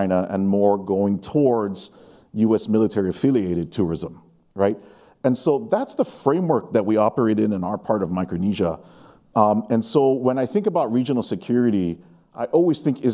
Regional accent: Guam; we in Guam

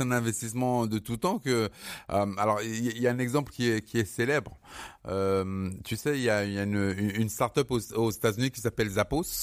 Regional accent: Cameroon; je suis désolé de le dire parce que je suis camerounais, mais peu de d'entreprises de, de, de services au Cameroun ont ce service

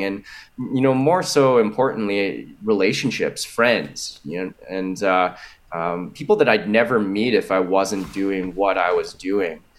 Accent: Winnipeg, Manitoba, Canada; moved away as an adult; now in Toronto, Canada; Born and raised in Winnipeg, lived there for 30 years of my life, and just recently moved out here to Toronto

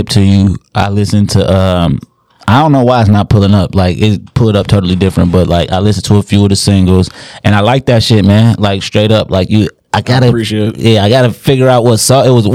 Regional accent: Inkster, Michigan, United States; we from Inkster

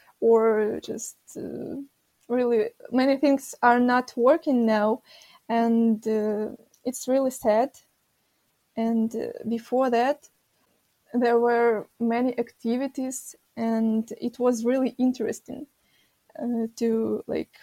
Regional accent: Kyiv, Ukraine; I am from Kiev. I've lived here my whole life.

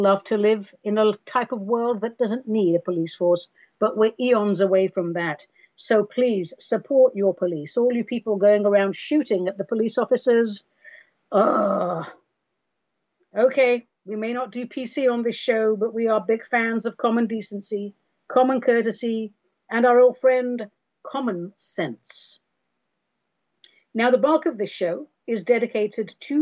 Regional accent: Oregon, United States; I'm greeting you today from Oregon, my home state, which is on fire

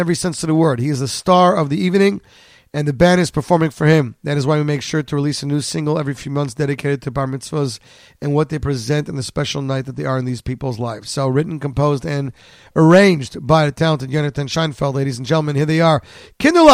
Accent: Canada; now in New Jersey, United States; I'm a Canadian.

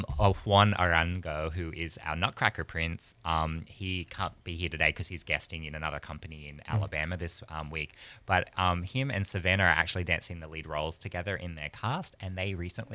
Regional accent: Australia; moved away as an adult; also born or lived in Europe / New York; now in Pensacola, United States; I'm from Australia originally.

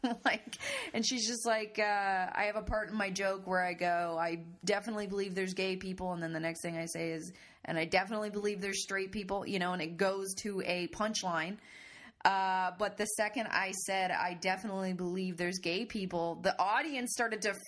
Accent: Canada; I'm Canadian

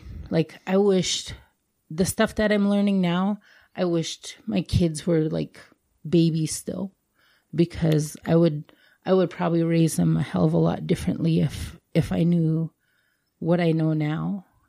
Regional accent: India; as Indian women, we're always taught you have to be strong.

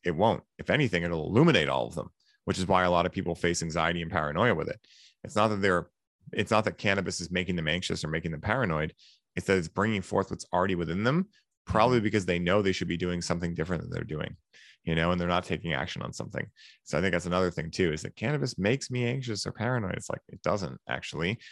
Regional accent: Boston, Massachusetts, United States; I'm from Boston

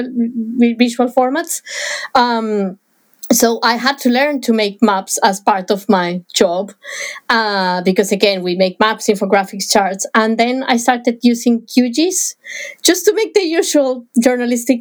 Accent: Bogotá, Bogotá Capital District, Colombia; moved away; where I was born in Bogota

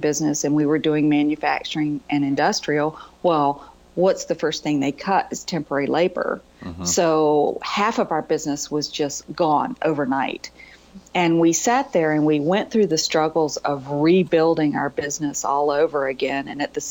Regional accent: Virginia, United States; I grew up in Virginia

